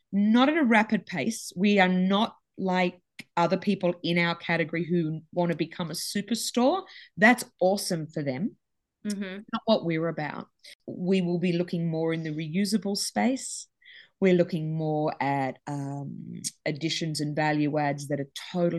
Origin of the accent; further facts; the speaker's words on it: Sydney, New South Wales, Australia; both Gabby and I grew up on the beaches. I'm from Sydney